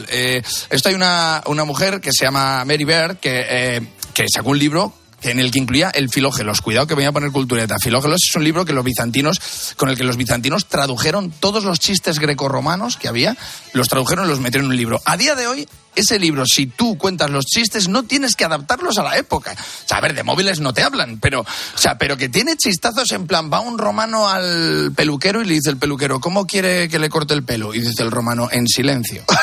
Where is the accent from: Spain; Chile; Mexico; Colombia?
Spain; Valladolid, Castile and León; Claro, pues yo soy, yo soy de Valladolid